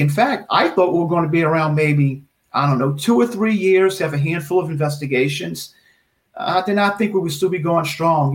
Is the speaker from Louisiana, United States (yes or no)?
yes; Metairie, Louisiana, United States; also born or lived in New Orleans; I was born in New Orleans, and at the age of five or six, my parents moved to Metairie.